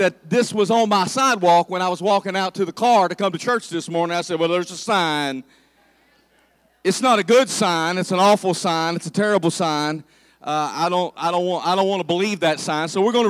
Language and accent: English; Ohio, United States; and down there it's Ohio. And I moved up here, and I did not fit in, and everybody would ask me, where are you from? So I started changing my language, and now when I go home and visit, they say, ooh, listen to Mr. Fancy.